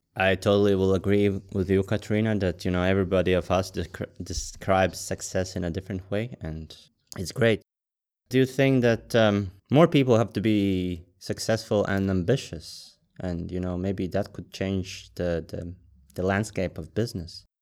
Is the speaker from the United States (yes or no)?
no; Latvia; I'm from Latvia